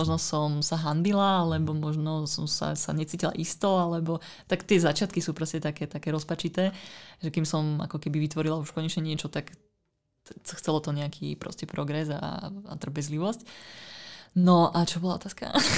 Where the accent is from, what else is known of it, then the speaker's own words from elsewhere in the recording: Ružomberok, Žilina Region, Slovakia; moved away as an adult; also born or lived in northern Bohemia, Czech Republic; ja pochádzam z Ružomberka, kde som vlastne vyrastala, kde som teda študovala strednú školu a potom vlastne v 18 rokoch som ujazdila na sever Čiech